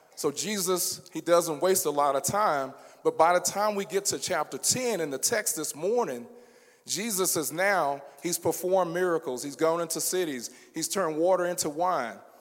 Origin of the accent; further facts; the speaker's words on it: Baton Rouge, Louisiana, United States; I am from Baton Rouge